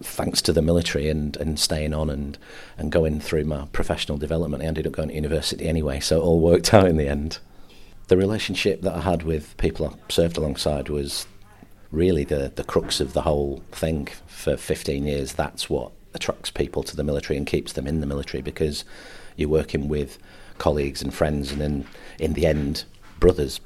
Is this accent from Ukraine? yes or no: no; Morecambe, North West England, United Kingdom; I'm from Morecambe